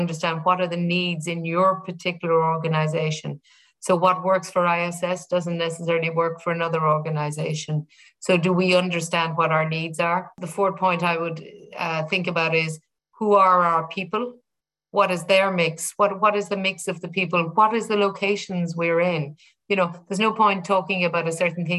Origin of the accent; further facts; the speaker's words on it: Ireland; being Irish, I remember growing up with the Ford Motor Company